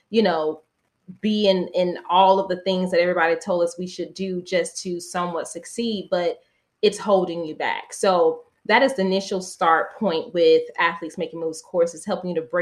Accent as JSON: {"language": "English", "region": "Florida", "country": "United States", "tie": "born or raised there", "said": "where I grew up in the South, Florida."}